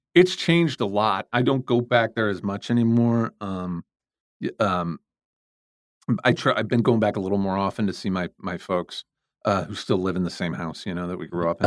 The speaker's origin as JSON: {"language": "English", "town": "St. Louis", "region": "Missouri", "country": "United States", "tie": "born or raised there", "said": "I was born and raised in Saint Louis, Missouri"}